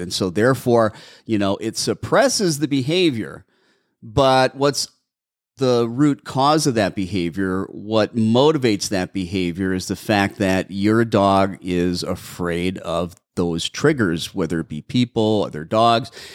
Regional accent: Milwaukee, Wisconsin, United States; now in Arizona, United States; I'm from Milwaukee

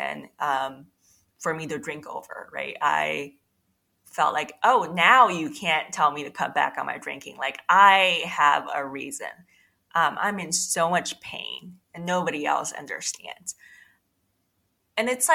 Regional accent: China; moved away; also born or lived in New York City; I was actually born and raised in China

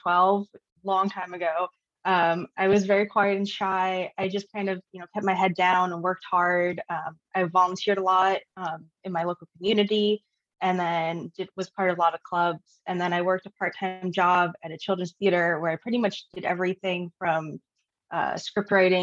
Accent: New Jersey, United States; moved away as an adult; also born or lived in San Diego; now in Oregon, United States; I'm originally from New Jersey, but currently living in Oregon

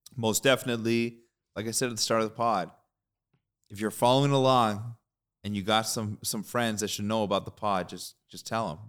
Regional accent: Canada; We're Canadian

